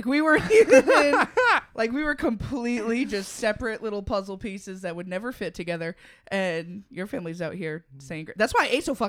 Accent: Lunenburg, Massachusetts, United States; Lunenburg, Massachusetts.

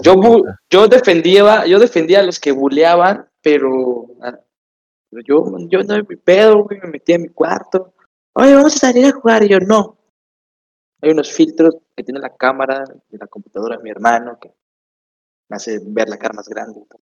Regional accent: Tapachula, Chiapas, Mexico; Yo soy de Chiapas, Tapachula, Chiapas

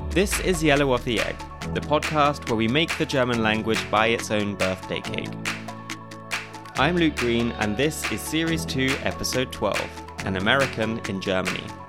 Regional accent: United Kingdom; moved away as an adult; now in Austria; as a Brit who moved to Austria almost nine years ago

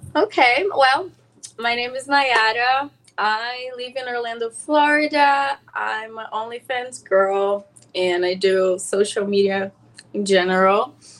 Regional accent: São Paulo, Brazil; now in Los Angeles, United States; I'm from Sao Paulo.

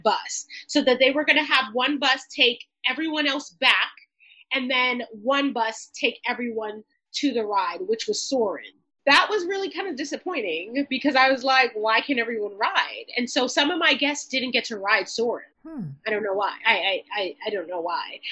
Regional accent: New York City, New York, United States; I'm from New York City

